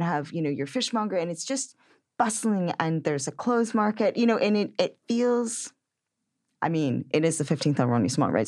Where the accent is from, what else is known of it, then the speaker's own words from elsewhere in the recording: Connecticut, United States; moved away; I grew up in the Connecticut suburbs